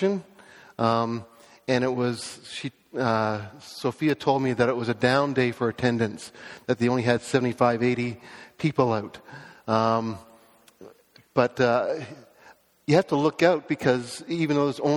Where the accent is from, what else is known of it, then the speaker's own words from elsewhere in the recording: Toronto, Ontario, Canada; I was born in Scarborough, raised in a Christian home